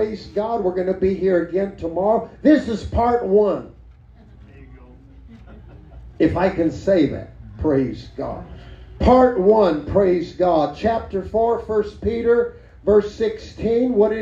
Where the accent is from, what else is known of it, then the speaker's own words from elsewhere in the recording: Mexico; now in New Mexico, United States; That foreign country happened to be Mexico.